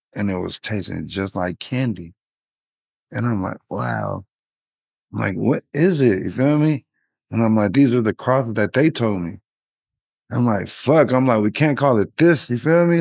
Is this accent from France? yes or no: no; Long Beach, California, United States; moved away; also born or lived in San Francisco Bay Area; And I'm originally from Long Beach, California